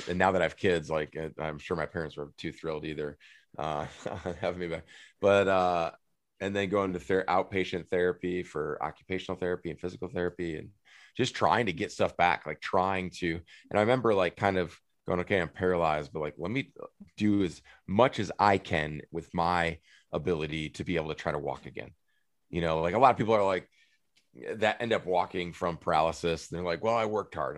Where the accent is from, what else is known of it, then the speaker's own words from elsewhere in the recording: United States; moved away as an adult; also born or lived in Minneapolis / Phoenix; We, we grew up right on the Mississippi River that borders I- Wisconsin and Iowa